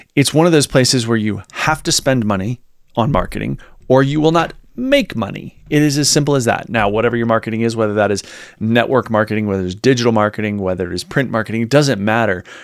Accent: Virginia, United States; moved away; I'm from the South, from Virginia originally

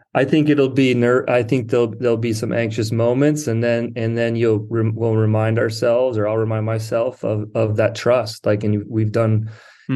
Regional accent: South Dakota, United States; moved away as an adult; also born or lived in Marina, California / Berkeley, California; now in Pacific Grove, United States; I grew up in South Dakota.

